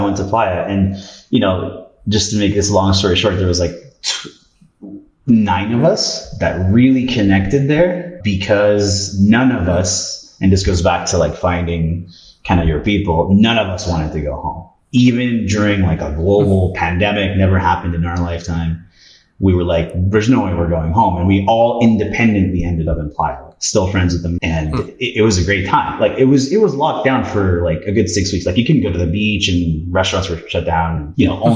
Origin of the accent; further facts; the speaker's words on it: Canada; also born or lived in Peru; I was born in Peru, but moved to Canada when I was 3. So thankfully I speak Spanish